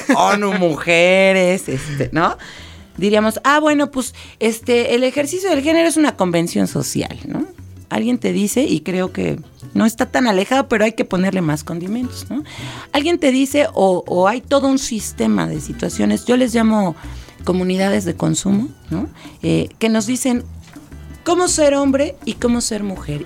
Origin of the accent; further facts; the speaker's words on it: Mexico City, Mexico; soy citadina, soy de esta ciudad monstruo